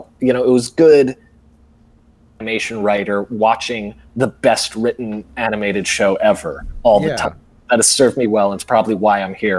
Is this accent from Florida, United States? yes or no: no; New Jersey, United States; I grew up in New Jersey